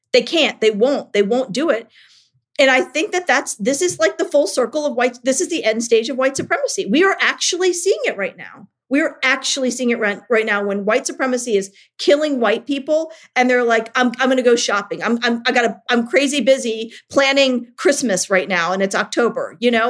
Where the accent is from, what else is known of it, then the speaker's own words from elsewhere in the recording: Richmond, Virginia, United States; I moved to my hometown of Richmond, Virginia